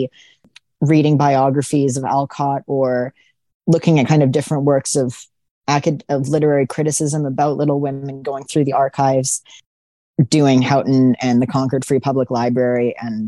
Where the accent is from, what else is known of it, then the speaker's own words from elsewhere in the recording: Vancouver, British Columbia, Canada; I remember being a really little kid. And growing up in Vancouver